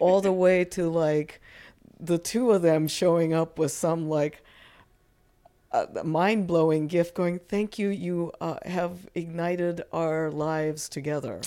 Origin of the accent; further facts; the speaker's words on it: Japan; moved away; growing up in Japan